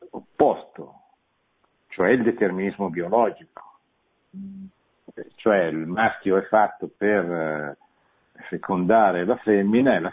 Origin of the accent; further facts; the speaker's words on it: Milan, Lombardy, Italy; born there; eh, io sono nato a Milano, non è